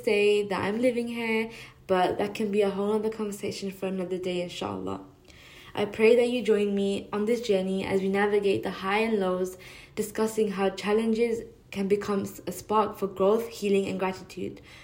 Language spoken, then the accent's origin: English; London, United Kingdom; now in New York City, United States; I'm also a Londoner living in New York City